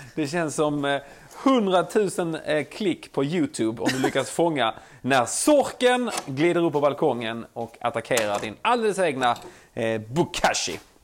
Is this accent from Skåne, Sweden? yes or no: yes; Skåne, Sweden